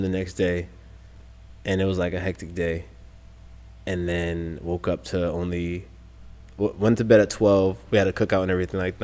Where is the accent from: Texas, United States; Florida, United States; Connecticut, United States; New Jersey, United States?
Connecticut, United States; Meriden; went back to my hometown Meriden